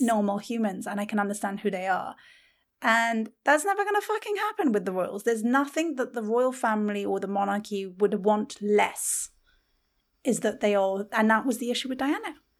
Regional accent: United Kingdom; being British

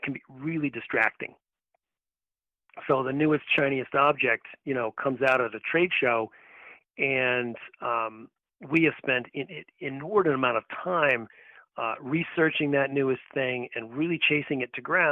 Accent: Massachusetts, United States; my home state

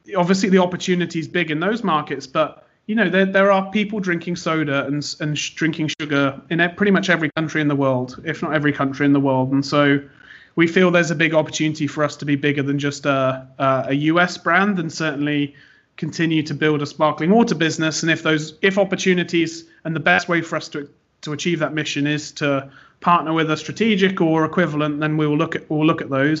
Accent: United Kingdom; moved away as an adult; now in United States; I am British, but based in America, running the business over here

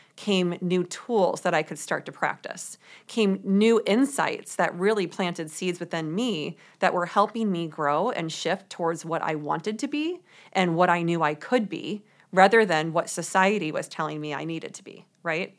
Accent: St. Louis, Missouri, United States; moved away as an adult; also born or lived in New York City; I grew up in Saint Louis, Missouri

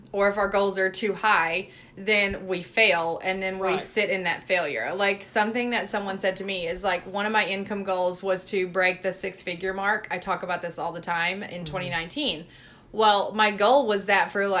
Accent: Mississippi, United States; And I was raised in the South, you guys. I'm from Mississippi.

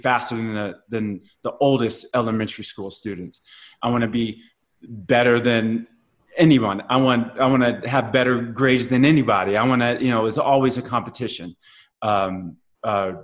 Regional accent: Blue Springs, Missouri, United States; also born or lived in Kansas City, Missouri; growing up in Kansas City and being growing up in Blue Springs and, suburbia, white suburbia

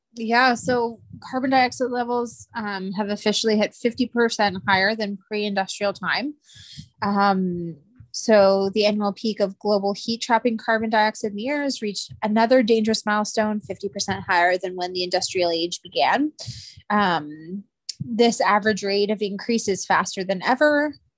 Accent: Canada; I am Canadian

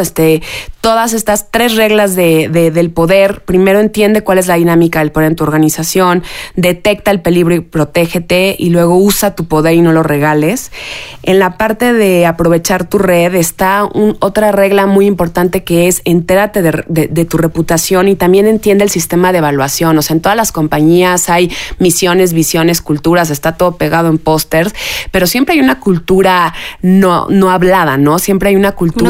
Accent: Mexico; como mexicanas, como mujeres, como mamás

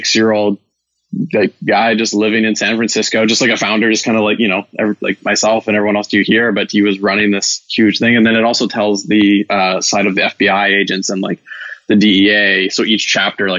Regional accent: Vancouver, British Columbia, Canada; moved away as an adult; also born or lived in Ireland; now in Bay Area, United States; I'm originally from Vancouver, Canada

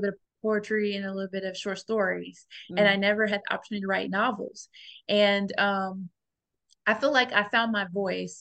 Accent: Gary, Indiana, United States; I grew up in Gary, Indiana

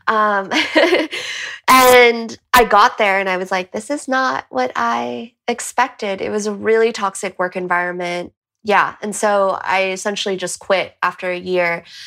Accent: California, United States; moved away as an adult; also born or lived in Boston; now in Madrid, Spain; I'm from California, but I'm currently in Madrid.

